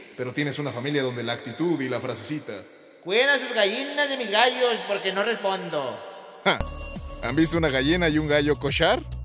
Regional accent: Mexico

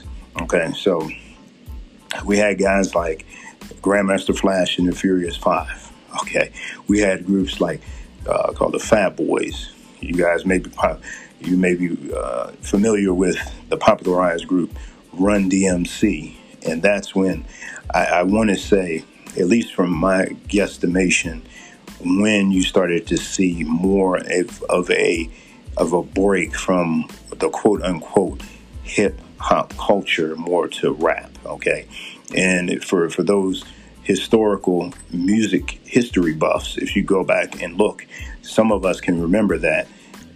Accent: Philadelphia, Pennsylvania, United States; now in Utah, United States; where I grew up in Philadelphia, okay? Mind you, in the Philadelphia area

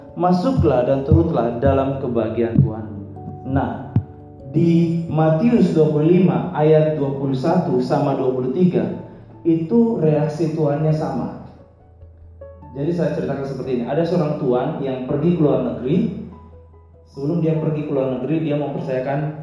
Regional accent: Makassar, South Sulawesi, Indonesia; now in Bekasi, Indonesia; saya pelayanan saya di Bekasi baru 4 tahun tapi saya lahir saat di Makassar

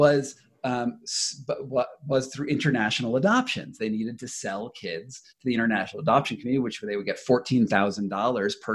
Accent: United States

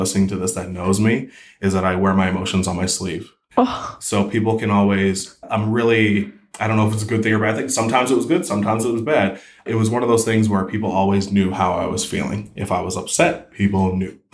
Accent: East Preston, Nova Scotia, Canada; also born or lived in Alberta / North Carolina; I grew up in East Preston and that's, you know, that's my home and right up until I was 18.

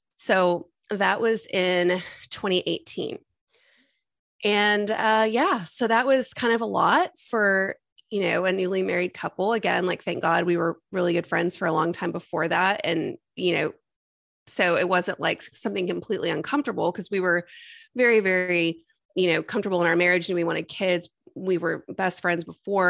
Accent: Texas, United States; also born or lived in Austin, Texas; I was born and raised in Texas, and I've been in Austin since 2005 when I came here for school

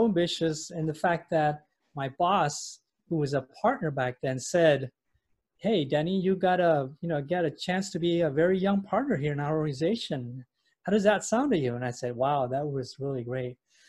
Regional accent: Indonesia; also born or lived in London, United Kingdom / Europe / United States; I was born in London. Actually, I'm Indonesian, but I was born in London. And I grew up most of my life in Europe and in the U.S.

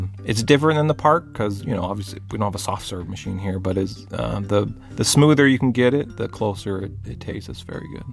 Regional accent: Texas, United States; we're Texan

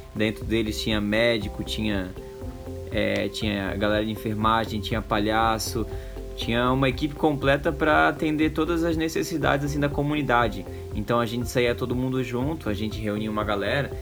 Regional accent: Brazil; accent: peixeiro; desculpa o sotaque de peixeiro aí, eu não nego, eu sou, sou peixeiro e não tem como esconder

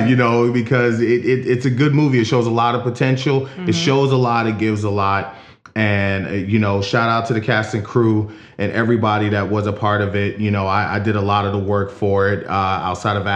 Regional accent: Philadelphia, Pennsylvania, United States; now in Kenosha, United States; I'm from Philadelphia originally. I currently live in Kenosha, Wisconsin

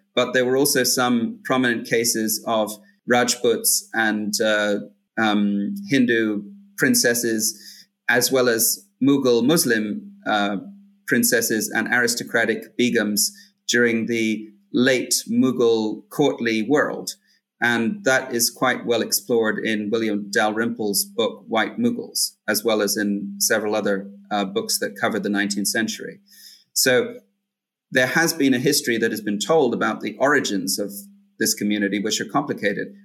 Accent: Hong Kong; I grew up in Hong Kong and I'm recording from here

